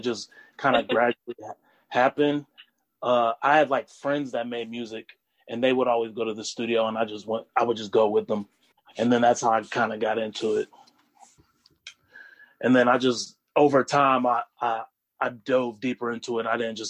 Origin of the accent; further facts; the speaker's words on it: Raleigh, North Carolina, United States; also born or lived in Wilmington, North Carolina; I was born in Wilmington, North Carolina. Very and cool. Raised in Raleigh, North Carolina. And I've only lived in North Carolina. I've never, like, bounced around from different state to state or anything like that.